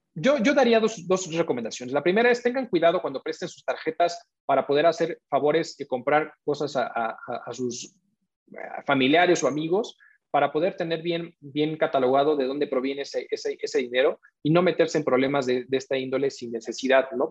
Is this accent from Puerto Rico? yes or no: no; Mexico; nosotros como ciudadanos, como mexicanos o como recientes mexicanos